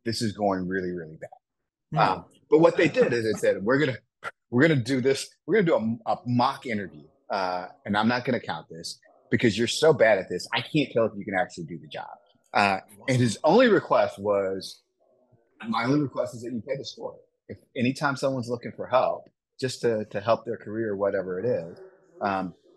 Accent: Wisconsin, United States; growing up in Wisconsin

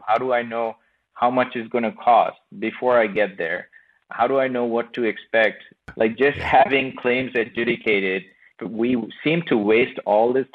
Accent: Bangladesh; moved away; I come from Bangladesh. I was born and brought up in Bangladesh

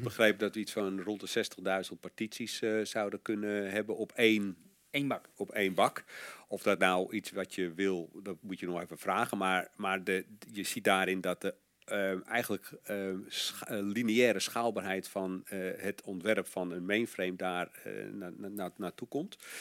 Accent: Netherlands; als Nederlander

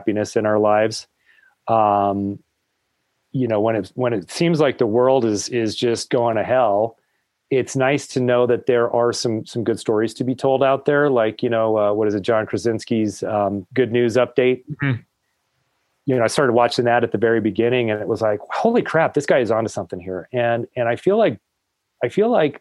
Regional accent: Colorado, United States; I'm actually a Colorado native

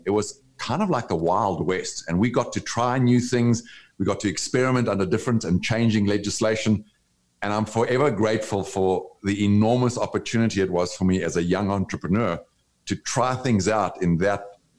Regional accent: South Africa; moved away as an adult; also born or lived in Brazil; now in United States; I grew up in South Africa under the apartheid laws that separated people of different races

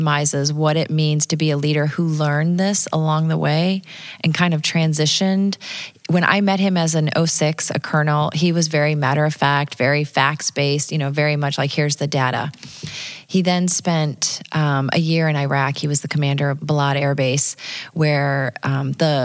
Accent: Dubuque, Iowa, United States; I grew up in Dubuque, Iowa

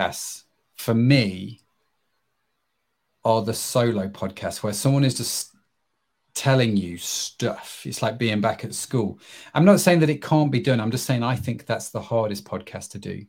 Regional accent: England, United Kingdom; I'm English

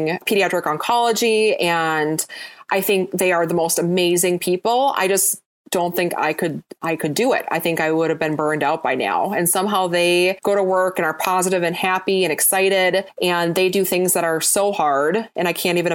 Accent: Wisconsin, United States; moved away as an adult; also born or lived in Michigan; now in Twin Cities, United States; I grew up in Wisconsin

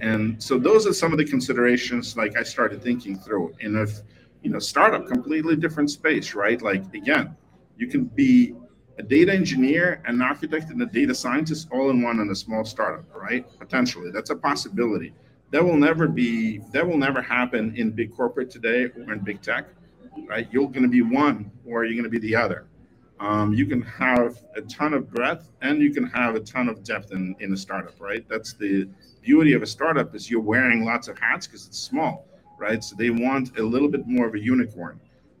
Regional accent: Moldova; now in United States; I was born in Moldova, which is one of the 15, you know, Soviet republics.

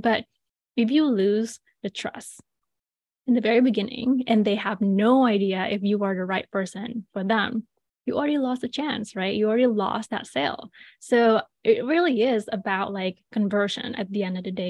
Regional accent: Bali, Indonesia; moved away; I was born and raised in Bali, Indonesia.

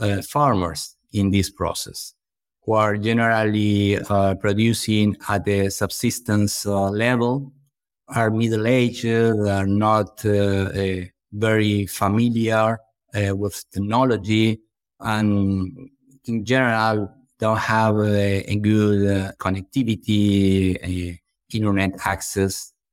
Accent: Buenos Aires, Argentina; born there; English is a second language; Well, I was born in Buenos Aires, Argentina, but I have been living for a long time on an eco farm close to Buenos Aires City.

